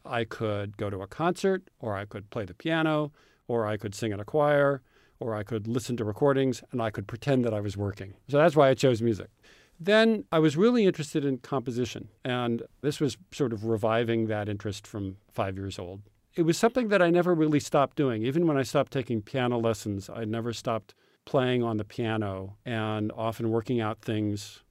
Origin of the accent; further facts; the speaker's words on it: Urbana, Illinois, United States; many of my friends growing up in Urbana, Illinois, had parents who were college professors